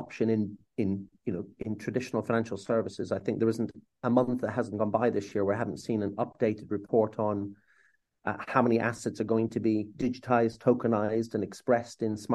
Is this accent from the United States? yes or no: no; Ireland; as an Irishman